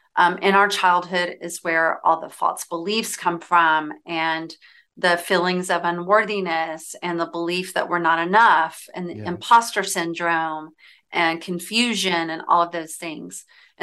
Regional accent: Southern United States, United States; I'll tell you, like growing up in the South, right?

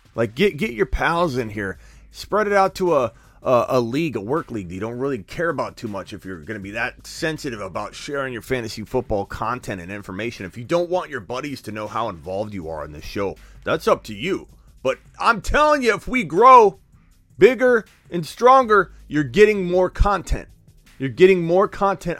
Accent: Arizona, United States; This is in my hometown. This is my team, the Arizona Cardinals

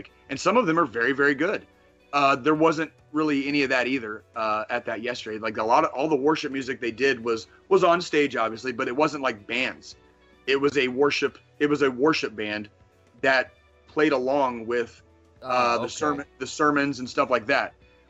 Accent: Midwest, United States; I was born in the Midwest and I had grown up like notionally Christian, right?

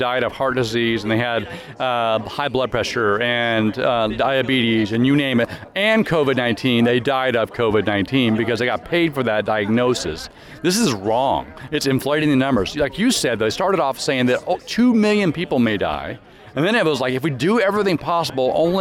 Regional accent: Grand Coulee, Washington, United States; I grew up in Grand Coulee

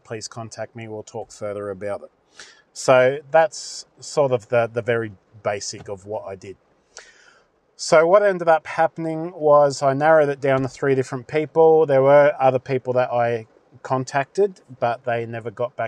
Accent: Australia; as an Aussie

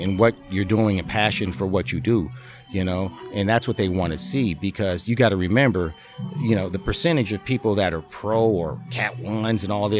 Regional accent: Compton, California, United States; moved away as an adult; also born or lived in Rancho Cucamonga, California; now in Houston, United States; I'm originally born and raised in Compton. You know, I'm a Compton boy

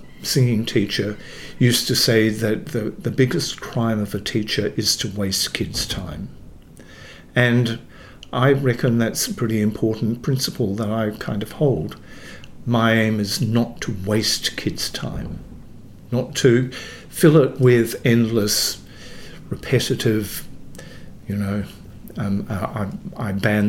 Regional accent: Dalwallinu, Western Australia, Australia; I'm a West Australian born. I was born in Dalwallinu, which is up country.

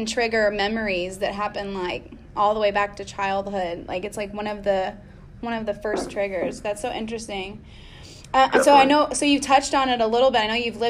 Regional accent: Austin, Texas, United States; I'm from Austin

